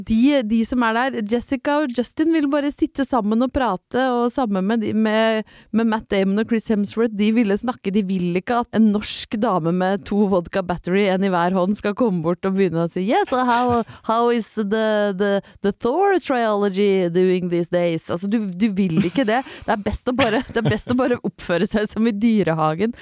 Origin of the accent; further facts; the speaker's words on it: Norway; hjemme i Norge